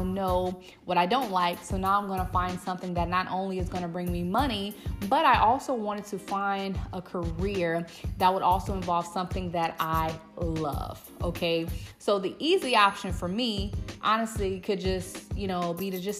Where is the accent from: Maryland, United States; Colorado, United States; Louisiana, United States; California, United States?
Louisiana, United States; I am back in my hometown in Louisiana.